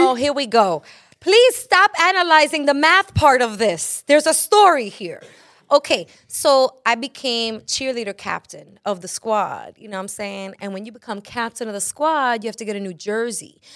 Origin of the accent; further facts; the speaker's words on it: New York City, New York, United States; I am from Brooklyn